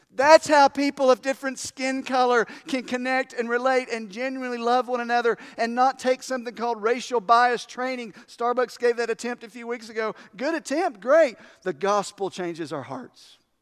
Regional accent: United States; I'm proud of being American

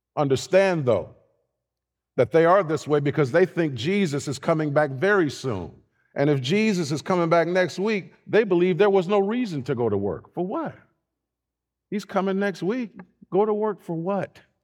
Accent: Youngstown, Ohio, United States; growing up in Youngstown, Ohio, right, right, north side

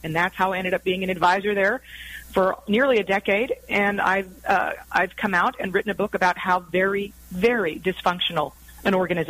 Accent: United States; as an American

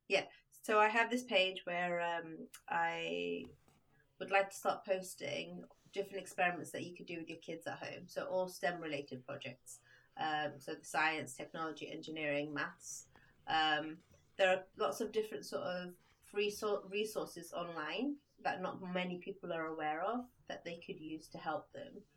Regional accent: United Kingdom; moved away as an adult; also born or lived in Libya; now in Sweden; It's where I went to like all my primary school, secondary school, university, my first job, all in the UK

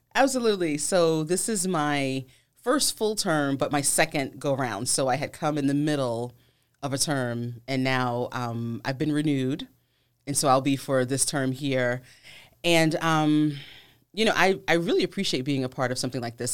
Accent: Virginia, United States; I'm from Virginia, so it was local

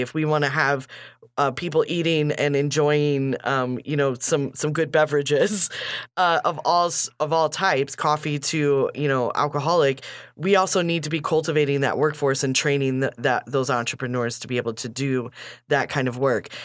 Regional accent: Kankakee, Illinois, United States; we grew up here

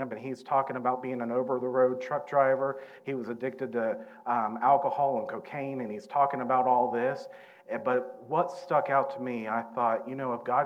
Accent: Southern Ohio, United States; we're from Southern Ohio, we were born and raised in the Mount Orb area

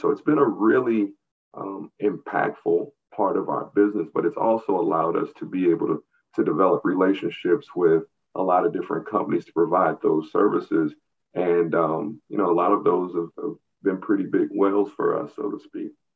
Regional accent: St. Louis, Missouri, United States; also born or lived in Atlanta, Georgia; growing up in the St. Louis region

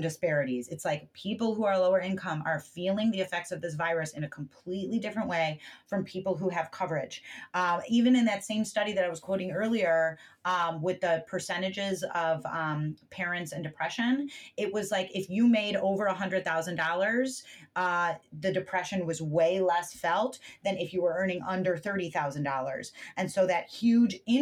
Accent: United States; as an American

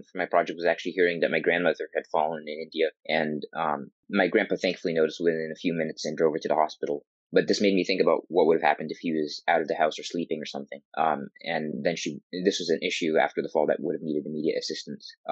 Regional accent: Bangor, Maine, United States; I'm 16 years old and I'm from Bangor High School in Bangor, Maine.

